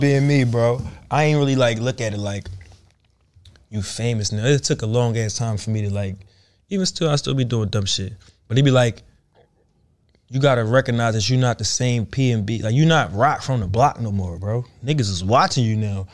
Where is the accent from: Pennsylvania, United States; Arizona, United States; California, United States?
Pennsylvania, United States; Philadelphia; I'm not from the Bay, I'm from Philly